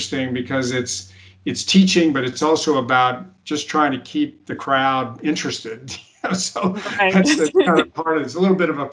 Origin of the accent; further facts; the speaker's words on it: United States; I was the only American.